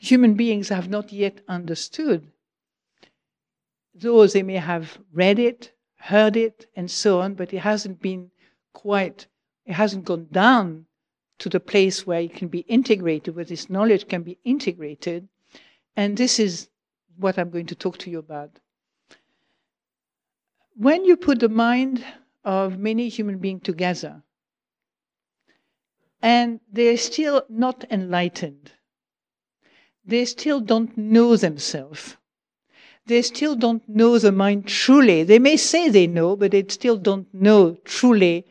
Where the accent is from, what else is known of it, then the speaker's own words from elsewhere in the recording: Provence-Alpes-Côte d'Azur, France; now in United Kingdom; I come from Provence